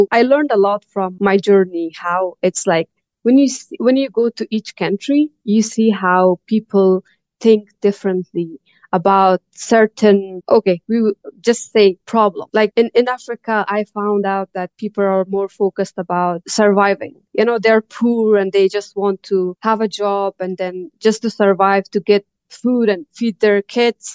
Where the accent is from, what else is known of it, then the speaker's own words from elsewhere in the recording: Afghanistan; moved away as an adult; also born or lived in Tajikistan; now in Canada; when I was a kid or growing up in Afghanistan